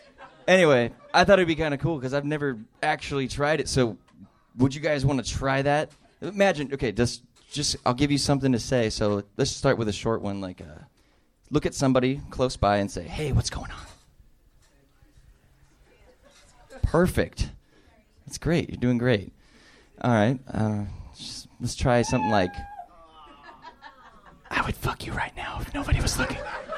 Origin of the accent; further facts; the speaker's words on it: Long Beach, California, United States; so I'm from Long Beach, California. Drove all the way up here to see Kill Tony.